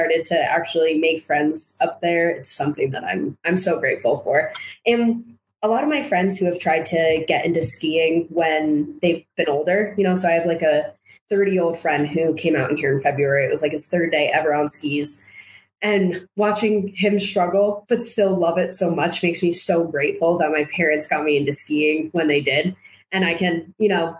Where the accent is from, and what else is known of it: New Jersey, United States; born or raised there; moved away as an adult; now in Park City, United States